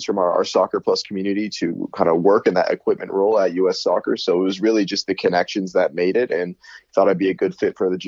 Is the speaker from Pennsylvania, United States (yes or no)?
yes; Erie, Pennsylvania, United States; youth club Erie Admirals, where I grew up in Erie, Pennsylvania